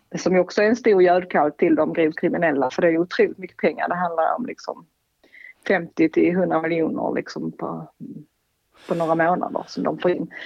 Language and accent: Swedish; Sweden; vi kanske som svenskar är lite annorlunda